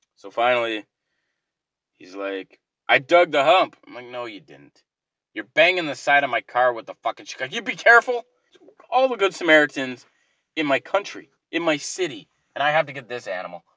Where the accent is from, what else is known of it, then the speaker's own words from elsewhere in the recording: Canada; being the Canadian I am